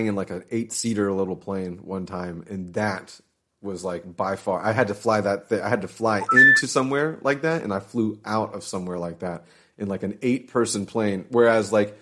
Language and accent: English; Jacksonville, Florida, United States; We got some big bridges here. I'm from Jacksonville.